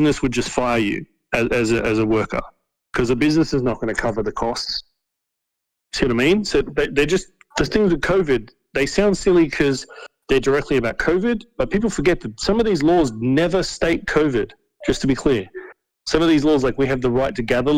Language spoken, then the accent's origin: English; Australia; we have politicians in our country